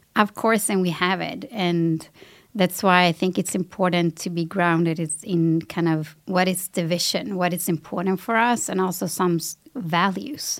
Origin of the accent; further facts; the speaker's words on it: Sweden; I grew up in Sweden, I have a Latin background